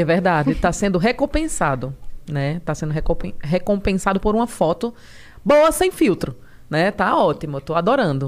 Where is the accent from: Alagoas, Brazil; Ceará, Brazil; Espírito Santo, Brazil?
Alagoas, Brazil; Palmeira dos Índios; moved away as an adult; also born or lived in Maceió; now in São Paulo, Brazil; Sou de Maceió. Nasci em Maceió e aos cinco anos eu fui morar em Palmeira dos Índios, no interior.